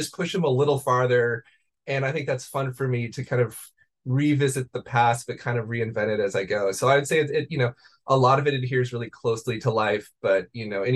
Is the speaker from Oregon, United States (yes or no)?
yes; Beaverton, Oregon, United States; I grew up in the suburbs of Portland in Beaverton, Oregon.